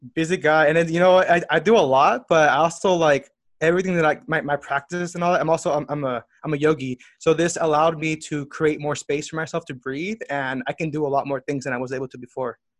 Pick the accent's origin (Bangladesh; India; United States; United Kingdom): United States; Southern California; I was born and raised in Southern California.